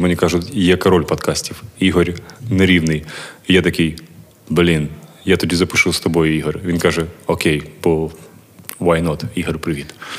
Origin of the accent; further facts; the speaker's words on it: Kharkiv, Kharkiv Oblast, Ukraine; я з Харкова